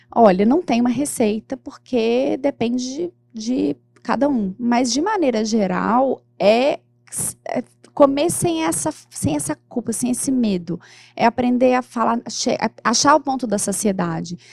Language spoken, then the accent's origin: Portuguese; Minas Gerais, Brazil; eu sou de Minas